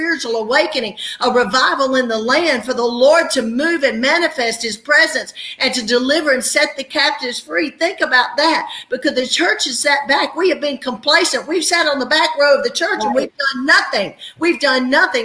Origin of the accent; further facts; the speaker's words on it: the South, United States; we're from the South, we're the Bible Belt